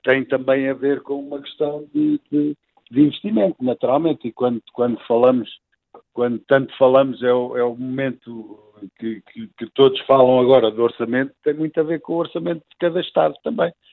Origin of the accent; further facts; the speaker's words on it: Portugal; somos portugueses